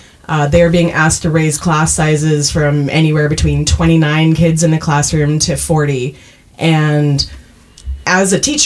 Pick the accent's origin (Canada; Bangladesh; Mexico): Canada; accent: Canadian; My Canadian accent did sneak out a lot when we were talking about Letterkenny earlier.